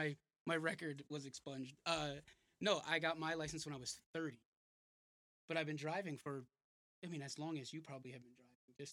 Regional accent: New York, United States; Yeah, I just said that. Born and bred in New York.

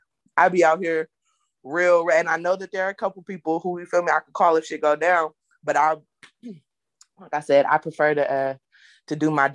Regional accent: Oakland, California, United States; I'm from Oakland

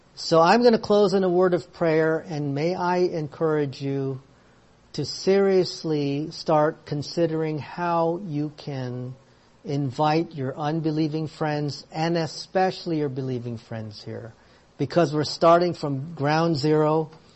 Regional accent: United States; I am American because I was born here in the States

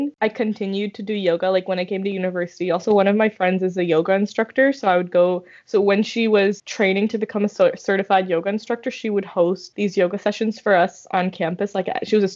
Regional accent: India; we're Indian

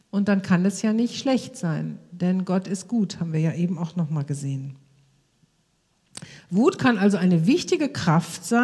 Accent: Krefeld, North Rhine-Westphalia, Germany; über die ganze Straßenprostitution bei uns in unserer Stadt Krefeld, wo ich herkomme.

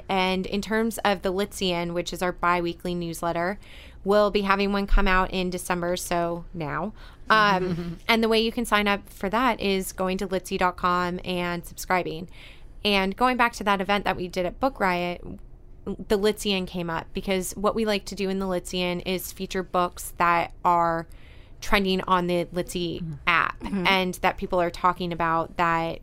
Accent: California, United States; I'm from California

